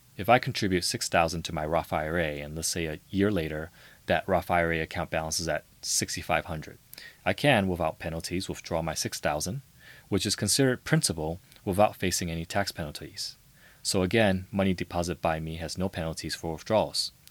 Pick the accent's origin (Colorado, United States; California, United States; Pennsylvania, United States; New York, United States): California, United States; San Francisco; I grew up in the heart of San Francisco